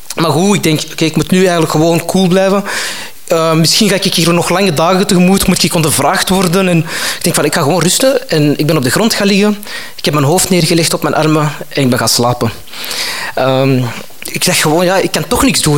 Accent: Antwerp, Flanders, Belgium; ik kom van Antwerpen. Uh, dus dat is zo over de Schelde

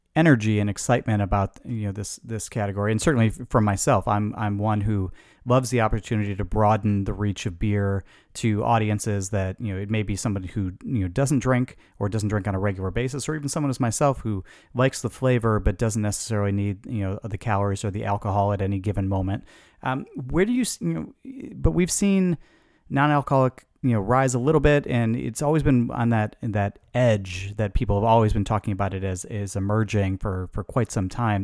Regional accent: Chicago, Illinois, United States; I grew up in Chicago

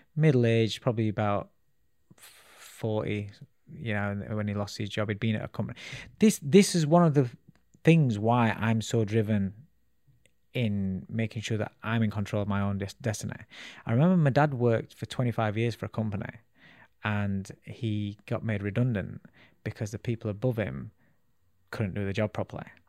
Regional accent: Sheffield, Yorkshire and the Humber, United Kingdom; also born or lived in Calcutta, India; I grew up in a place called Ecclesfield in Sheffield. So I'm a Sheffield boy.

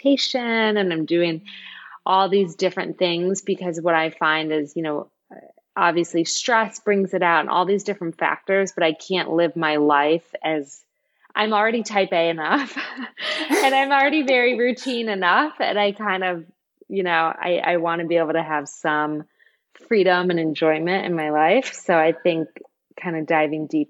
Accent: Michigan, United States; moved away; And I'm from Michigan.

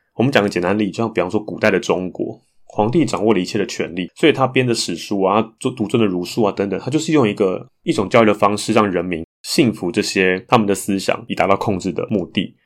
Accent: Taiwan; 从小就在台湾长大

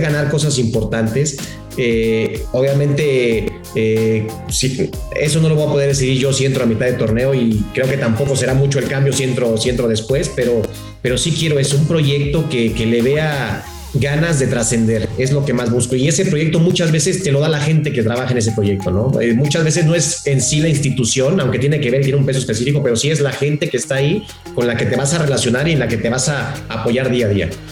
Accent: Mexico; como, como mexicanos, como técnicos

